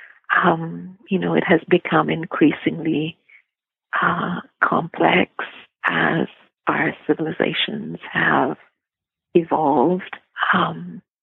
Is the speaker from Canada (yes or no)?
yes; Canada; being Canadian, being your neighbor to the north